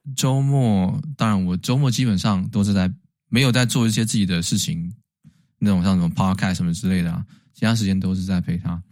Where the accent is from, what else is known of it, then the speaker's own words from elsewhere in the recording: Taiwan; 也许我们台湾人很多人也有日本的这个DNA在里面